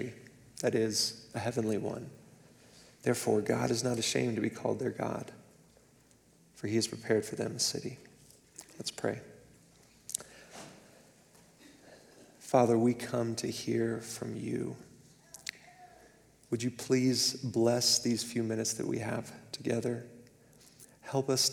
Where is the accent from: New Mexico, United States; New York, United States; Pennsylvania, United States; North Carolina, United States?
New Mexico, United States; Clovis; moved away as an adult; I was born and raised in the same city, in eastern New Mexico, until I left for university